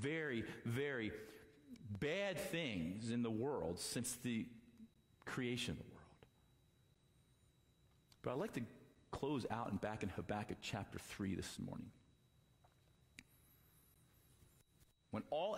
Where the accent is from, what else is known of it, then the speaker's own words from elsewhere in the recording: United States; I'm an American